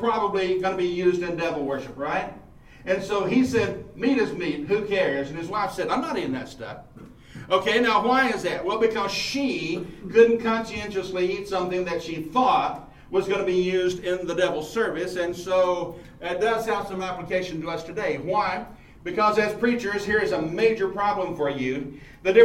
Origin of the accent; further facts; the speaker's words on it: Mount Pleasant, United States; This is home base for me because I'm from Mount Pleasant, about 12 miles away